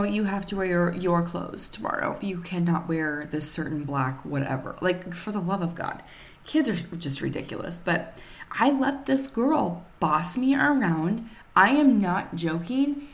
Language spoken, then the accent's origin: English; Nemaha County, near Johnson and Auburn, Nebraska, United States; I was born in Nemaha County.